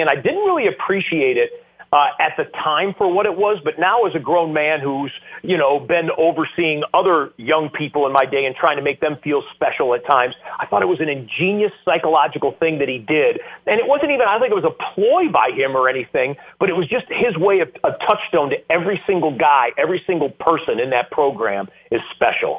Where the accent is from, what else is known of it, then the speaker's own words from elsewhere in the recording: Michigan, United States; moved away as an adult; also born or lived in Central New York; I grew up in Michigan